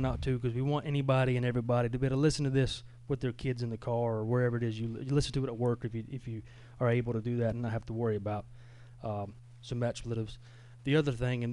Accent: Georgia, United States; I come from Long County High School

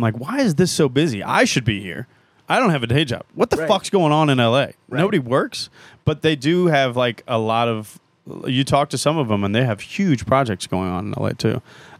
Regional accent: Midwest, United States; I'm from the Midwest, so it's like that.

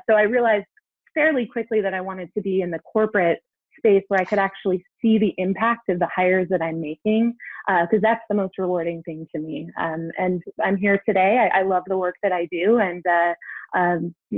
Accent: Seattle, Washington, United States; moved away as an adult; now in Kansas City, United States; I grew up in the Pacific Northwest.

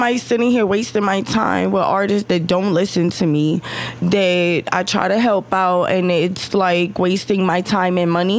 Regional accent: New York City, New York, United States; moved away as an adult; also born or lived in Lower East Side, Manhattan / Queens / Bronx / Staten Island; now in Central Florida, United States; I was raised in Sheepshead Bay, Flatbush, Brooklyn. You know, that was my teenage years. And then my adult years, I was in Queens. And then I moved to the Bronx, Mont Ave.

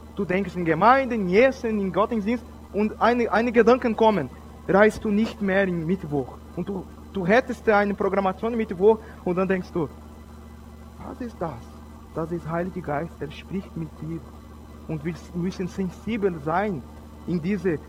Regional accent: Brazil; German is a second language; also born or lived in Switzerland; Ich bin Brasilianer

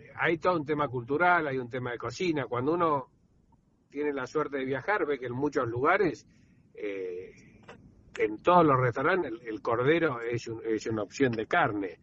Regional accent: Argentina; como argentinos

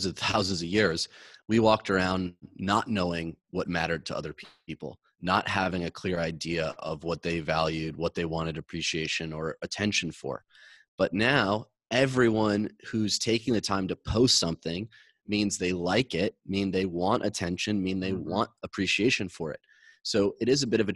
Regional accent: Michigan, United States; now in Los Angeles, United States; I grew up in Michigan. I live in LA now.

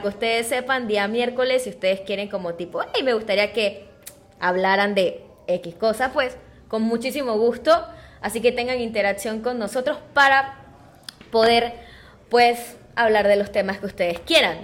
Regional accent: Panama; nosotros como buenos panameños y saboteadores que somos

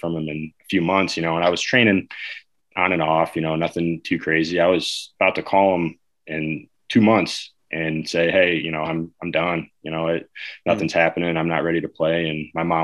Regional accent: Chicago, Illinois, United States; Growing up in Chicago

